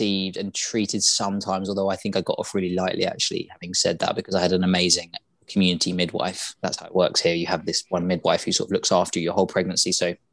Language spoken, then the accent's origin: English; England, United Kingdom; we're all English